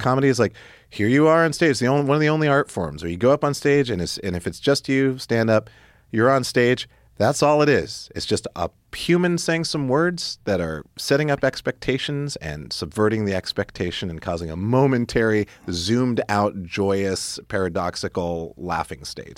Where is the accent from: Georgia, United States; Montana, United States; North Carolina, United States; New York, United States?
Montana, United States; Great Falls; also born or lived in Stuttgart, Germany / Italy / Spain; when we were teenagers growing up in Montana